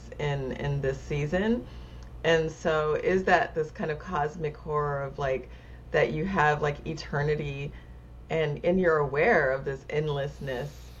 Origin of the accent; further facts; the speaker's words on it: California, United States; I'm speaking as a Californian